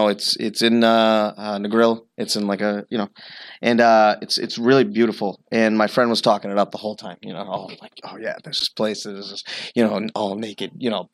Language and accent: English; Stoneham, Massachusetts, United States; I was born in Stoneham, Mass